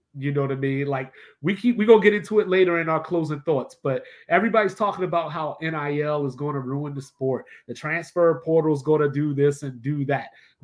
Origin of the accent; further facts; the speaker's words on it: Maryland, United States; growing up as a kid, in Maryland